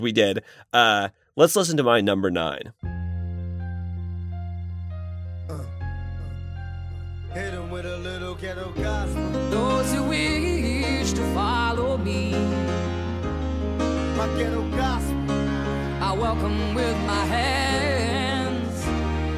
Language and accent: English; Indiana, United States; I'm from Indiana, the Florida of the Midwest